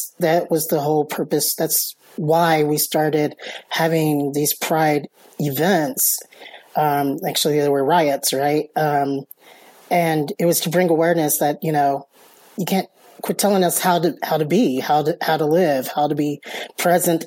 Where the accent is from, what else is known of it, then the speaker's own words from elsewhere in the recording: Dallas, Texas, United States; now in Las Cruces, United States; I am from the Dallas area. My family is from here, so that's why I moved back here